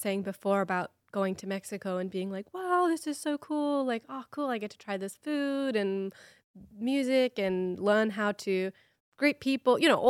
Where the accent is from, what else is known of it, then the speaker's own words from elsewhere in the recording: Australia; now in United States; I want to raise my children as Americans, but I am an Australian.